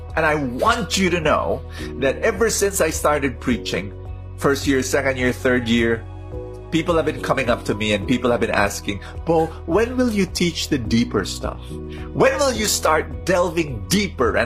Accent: Philippines; I'm a Filipino

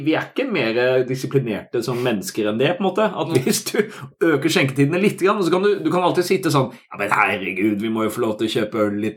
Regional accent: Sørlandet, Southern Norway, Norway; now in Oslo, Norway; I oppveksten på Sørlandet

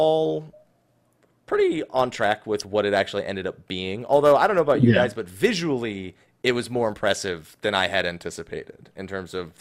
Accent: New Jersey, United States; I'm from New Jersey.

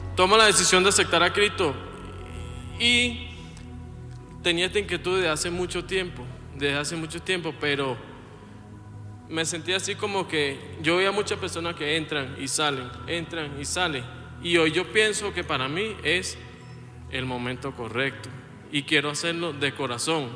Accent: Venezuela; moved away as an adult; also born or lived in Colombia; venimos de Venezuela, yo salí de Venezuela en el 2020

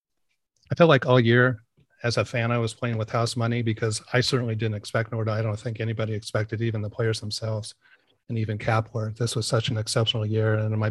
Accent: San Francisco, California, United States; born there; Well, I was born in San Francisco, and I guess my first organized sports league or team was in baseball, playing for the Braves in Tiburon.

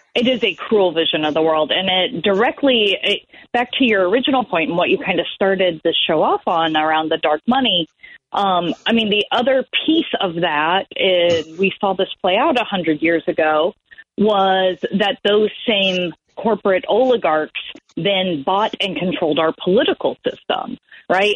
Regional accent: Kansas, United States; my home state of Kansas

